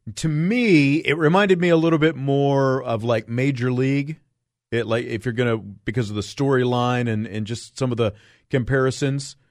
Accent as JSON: {"language": "English", "region": "Kansas", "country": "United States", "tie": "born or raised there", "said": "Growing up in Kansas, nowhere near hockey"}